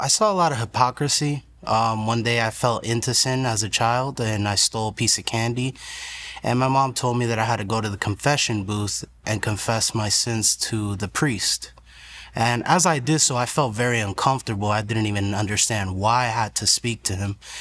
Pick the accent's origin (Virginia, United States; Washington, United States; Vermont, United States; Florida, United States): Florida, United States; Broward County; also born or lived in New York; I was born in New York, raised in Broward County